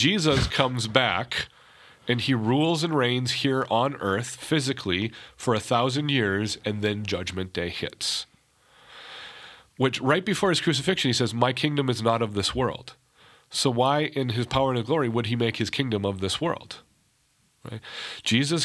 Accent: North Dakota, United States; I'm from North Dakota.

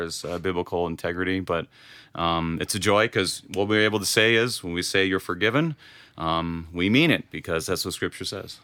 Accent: Wadena, Minnesota, United States; now in Sartell, United States; I grew up in Wadena.

